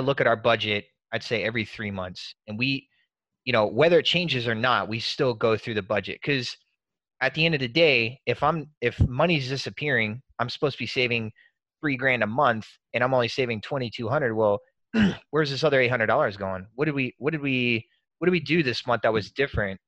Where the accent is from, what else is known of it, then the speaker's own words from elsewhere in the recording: Murphy, North Carolina, United States; moved away; I'm from Murphy, North Carolina originally.